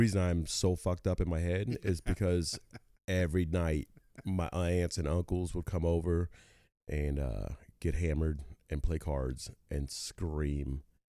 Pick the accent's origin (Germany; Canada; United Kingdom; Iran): Germany; Neustadt; born there; I was born in Neustadt, Germany, to a professional bodybuilder and a male model